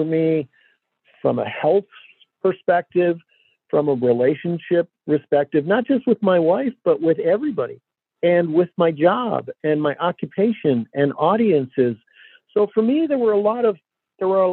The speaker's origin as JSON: {"language": "English", "town": "Detroit", "region": "Michigan", "country": "United States", "tie": "born or raised there", "said": "And I grew up here in Detroit"}